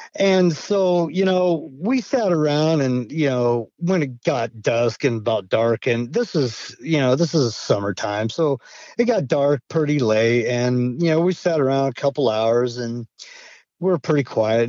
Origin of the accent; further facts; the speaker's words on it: Idaho, United States; also born or lived in Montana; now in Maine, United States; I I grew up in Idaho, and you know I spent my summers in in a town of Cascade and a town of Stanley, Idaho